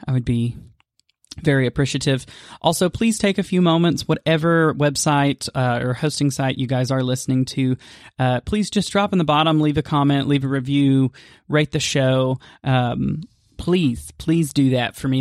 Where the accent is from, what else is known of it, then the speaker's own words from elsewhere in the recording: Maryville, Tennessee, United States; my hometown of Maryville, Tennessee